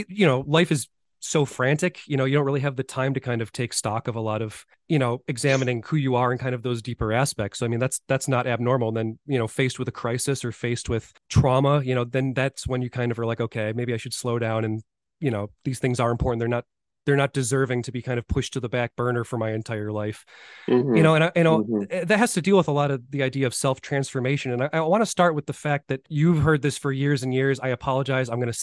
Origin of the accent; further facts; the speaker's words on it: Buffalo, New York, United States; I'm from Buffalo, New York